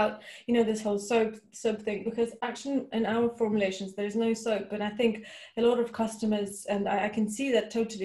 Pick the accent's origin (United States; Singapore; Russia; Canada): Russia; moved away; I grew up in Russia